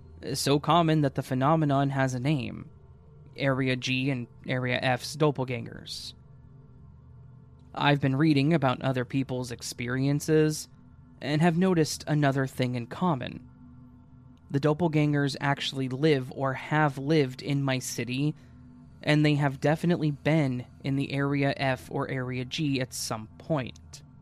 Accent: Maine, United States; A little insight into my life growing up. Growing up in Maine in the 80s, my family and I would go camping every summer.

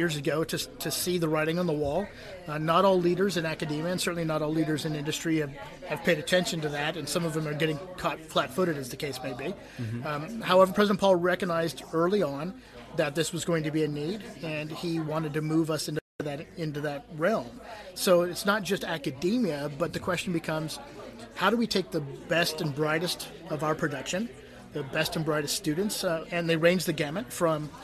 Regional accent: Silicon Valley, California, United States; now in North Carolina, United States; I grew up in Silicon Valley, in and out of the city, so I've been around computers my entire life.

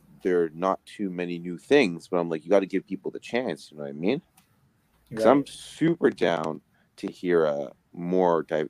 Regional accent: Toronto, Ontario, Canada; I'm from Toronto

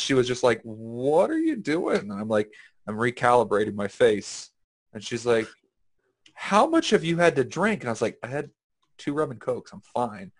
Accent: Texas, United States; I'm from Texas.

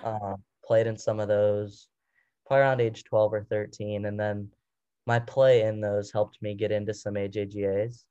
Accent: Uniontown, Ohio, United States; I'm from Uniontown, Ohio

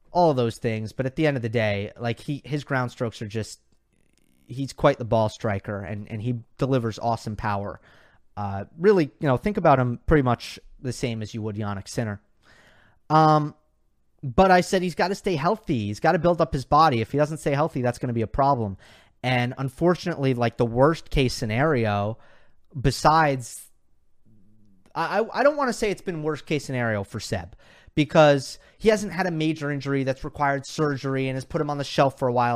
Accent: New York, United States; I'm a New Yorker

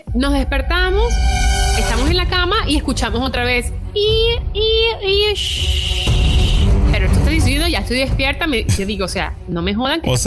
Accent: Venezuela; moved away; estoy en un país extraño, yo vengo, yo vengo de Venezuela

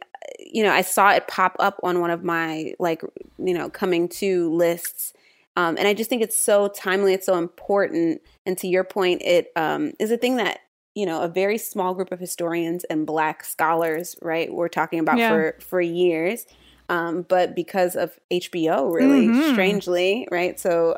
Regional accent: Virginia Beach, Virginia, United States; moved away as an adult; now in Philadelphia, United States; So I'm from Virginia Beach, but I'm also living in Philly and inundated with the snow right now.

